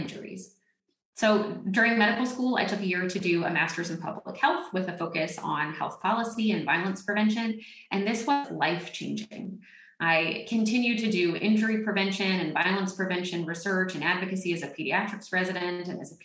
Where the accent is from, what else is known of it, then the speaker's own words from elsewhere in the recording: Northwest Florida and South Alabama, United States; I grew up in Northwest Florida and South Alabama